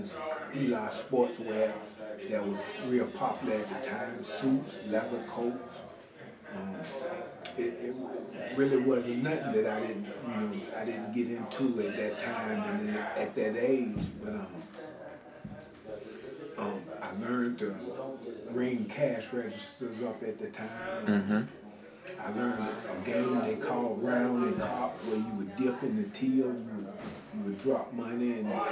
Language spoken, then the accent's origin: English; Charlotte, North Carolina, United States; I grew up in the Greer Heights community. Here in Charlotte, North Carolina, in the southeast part of Charlotte.